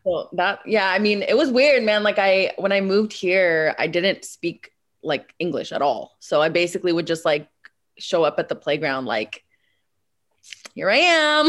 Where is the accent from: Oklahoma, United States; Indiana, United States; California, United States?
California, United States; Bay Area; also born or lived in Moscow, Russia; my parents relocated to the Bay Area. And so I spent, like, all my formative years basically in the Bay.